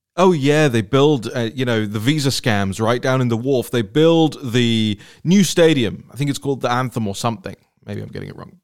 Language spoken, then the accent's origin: English; London, United Kingdom; moved away as an adult; now in Washington, D.C., United States; I grew up, I was born and raised in London